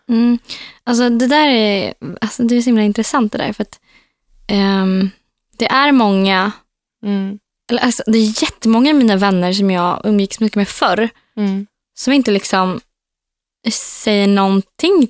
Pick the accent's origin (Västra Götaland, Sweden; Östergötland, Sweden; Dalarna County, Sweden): Östergötland, Sweden; Norrköping; moved away as an adult; now in Västerås, Sweden; Mina vänner hemma i Norrköping